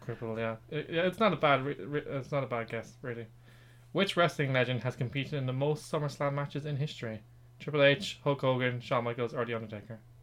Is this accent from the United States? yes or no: no; Ireland; we are both Irish